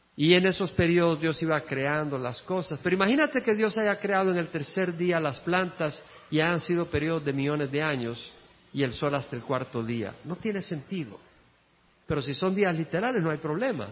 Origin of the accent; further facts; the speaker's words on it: El Salvador; moved away as an adult; also born or lived in Georgia, United States; cuando salí del El Salvador, llegué a Georgia